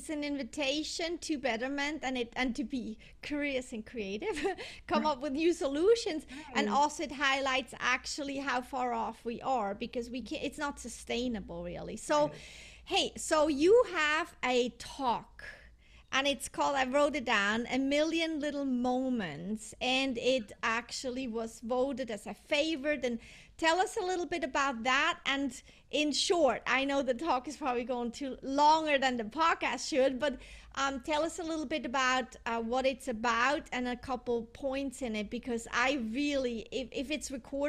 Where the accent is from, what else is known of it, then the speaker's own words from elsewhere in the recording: Switzerland; also born or lived in Europe; because I'm from Switzerland and I lived in Europe, in many countries in Europe, all my life.